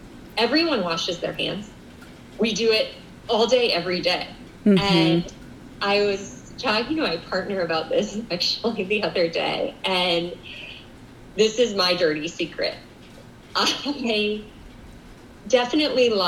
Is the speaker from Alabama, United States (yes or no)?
no; Colorado, United States; now in New York City, United States; I grew up in Colorado